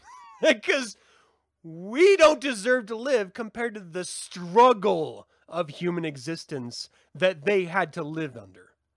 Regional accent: Utah, United States; I grew up in Utah

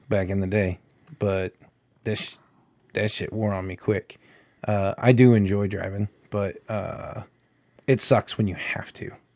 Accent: Illinois, United States; I grew up in Illinois

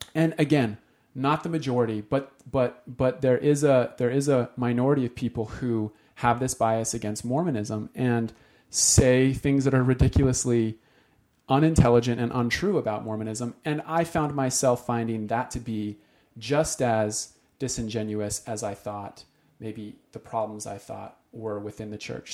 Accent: Utah, United States; moved away; we came from Utah

